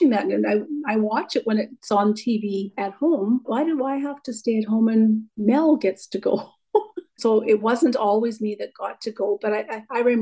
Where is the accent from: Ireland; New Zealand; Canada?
Canada; Regina, Saskatchewan; I have been born and raised in Regina, Saskatchewan